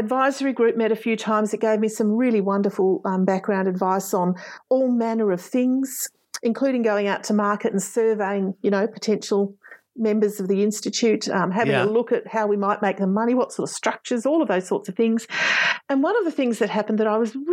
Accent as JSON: {"language": "English", "town": "Canberra", "region": "Australian Capital Territory", "country": "Australia", "tie": "born or raised there", "said": "I grew up in Canberra, and growing up in Canberra means that you get access to a Canberra-based education"}